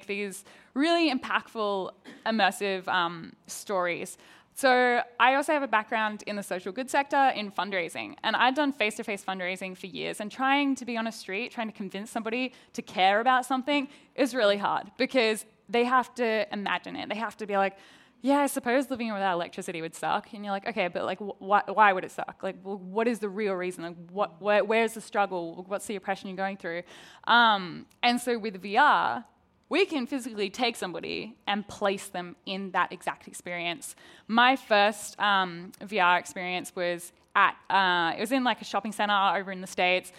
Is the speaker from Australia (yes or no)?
yes; Australia; accent: Australian; I'm an Australian accent with an American crew